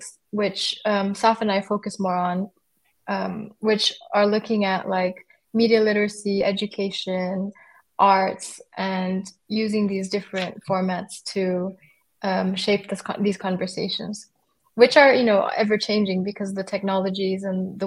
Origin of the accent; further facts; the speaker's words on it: Brazil; now in Germany; I'm originally from Brazil, but I've been living in Germany for quite some time.